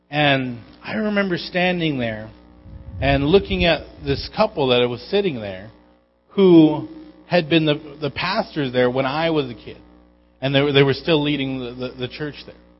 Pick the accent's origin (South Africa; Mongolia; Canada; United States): United States; Igiugig, Alaska; moved away; Growing up in Igiak